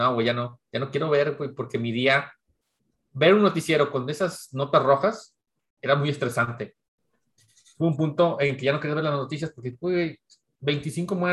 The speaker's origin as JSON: {"language": "Spanish", "country": "Mexico", "said": "que soy mexicano, white mexicano"}